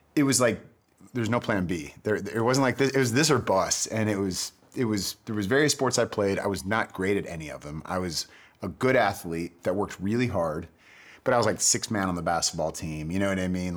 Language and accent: English; Bay Area, California, United States; moved away as an adult; also born or lived in San Diego / Los Angeles; I grew up in the Bay Area